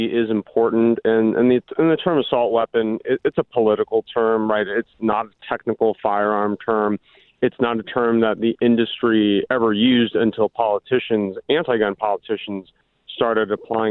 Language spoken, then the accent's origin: English; Orange County, California, United States; growing up in Orange County in the 80s and the 90s